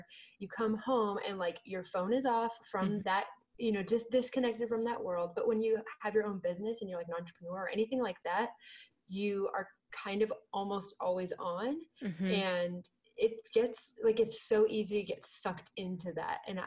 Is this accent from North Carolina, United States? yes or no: no; California, United States; I grew up in California